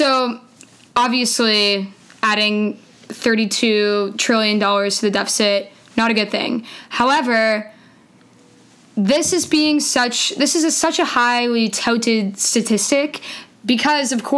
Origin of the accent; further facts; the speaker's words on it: Canada; moved away as an adult; now in United States; I'm Canadian originally